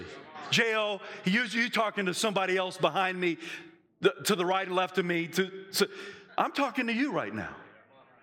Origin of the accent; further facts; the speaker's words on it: the South, United States; I'm from the South